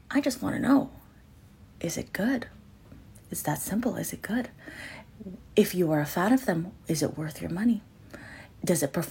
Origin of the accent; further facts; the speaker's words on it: Canada; I'm your Canadian, Asian, Latina bestie.